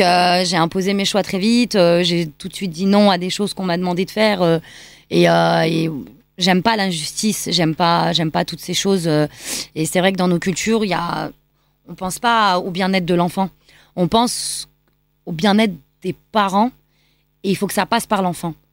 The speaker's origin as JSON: {"language": "French", "town": "Lyon", "region": "Auvergne-Rhône-Alpes", "country": "France", "tie": "born or raised there", "also_born_or_lived": "Pakistan", "said": "je suis franco-pakistanaise, mhm. donc euh, et je grandis à Lyon"}